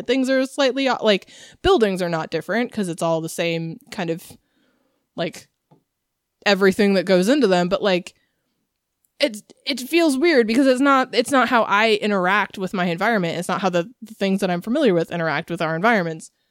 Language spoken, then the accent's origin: English; United States; I'm from America.